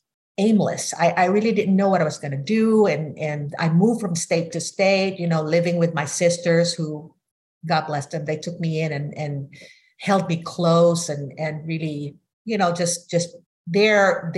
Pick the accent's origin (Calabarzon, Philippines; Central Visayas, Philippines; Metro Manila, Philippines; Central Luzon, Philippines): Metro Manila, Philippines; Manila; now in United States; I grew up in Manila, Philippines, totally different culture from the United States.